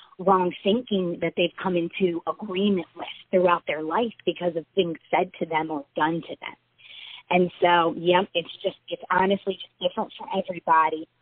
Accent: Baltimore, Maryland, United States; moved away as an adult; now in Nashville, United States; we're from Maryland, around the Baltimore area. So we're, all of our family is from Maryland, all of our friends.

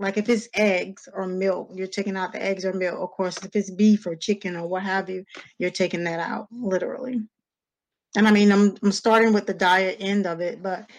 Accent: Greenville, North Carolina, United States; also born or lived in Raleigh, North Carolina; I was born and raised in Greenville

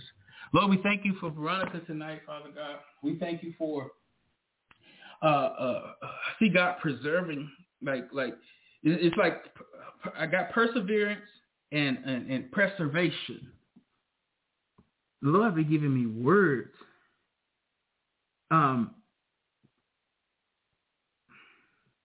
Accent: the South, United States; I'm from down south.

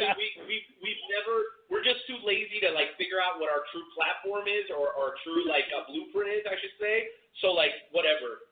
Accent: Boca Raton, Florida, United States; now in Kansas City, United States; I'm a South Florida kid. I grew up in Boca Raton, around uh, West Palm Beach and Delray

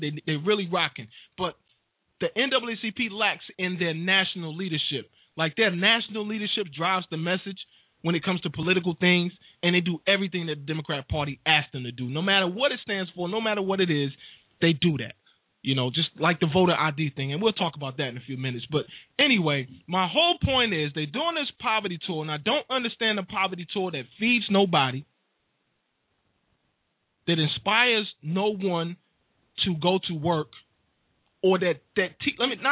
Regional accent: Wilson, North Carolina, United States; Wilson NC, big up my hometown

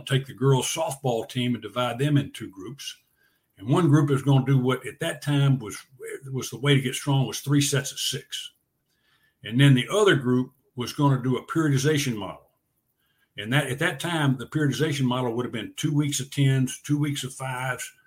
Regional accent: Montgomery, Alabama, United States; I'm from Montgomery.

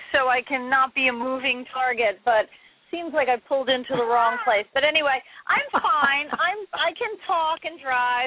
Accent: New York City, New York, United States; I grew up in Manhattan, and in Manhattan you don't have cars

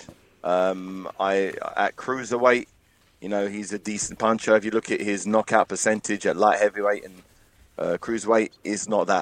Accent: England, United Kingdom; We're all from England

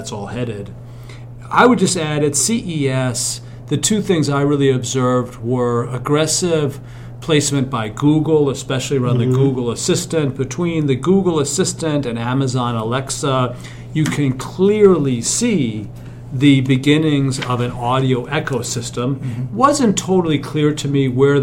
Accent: New York City, New York, United States; I grew up in New York City

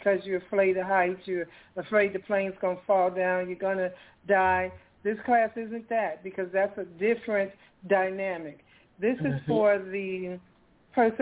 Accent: Chicago, Illinois, United States; now in Atlanta, United States; I'm from Chicago

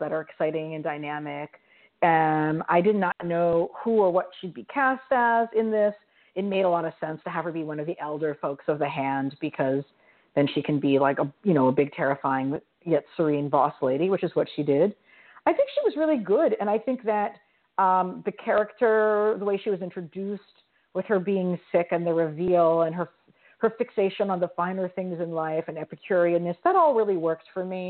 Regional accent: New York, United States; as a New Yorker

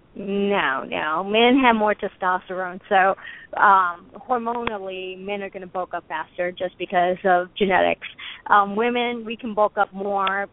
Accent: United States; as an American

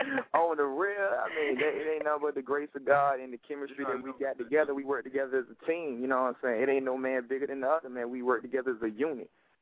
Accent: Amelia, Virginia, United States; I'm the country boy, I'm from Amelia.

